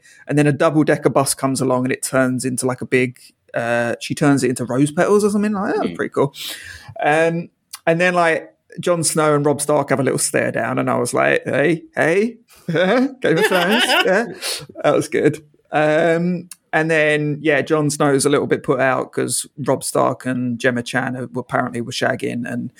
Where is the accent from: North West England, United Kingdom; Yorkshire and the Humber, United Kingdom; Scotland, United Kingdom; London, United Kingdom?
London, United Kingdom; I didn't know it was set in London, so I was like, oh, that's good. I always like, you know, seeing my hometown on cinema.